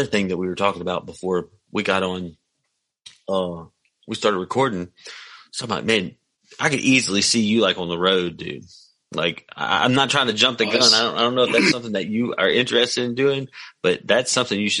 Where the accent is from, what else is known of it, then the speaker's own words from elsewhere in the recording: McComb, Mississippi, United States; also born or lived in Jackson, Mississippi; now in Hattiesburg, United States; I'm from Macomb and I grew up in Macomb, but at one point in time I lived in Jackson, or like 3 points in time I lived in Jackson, and now I live right outside of Hattiesburg, Mississippi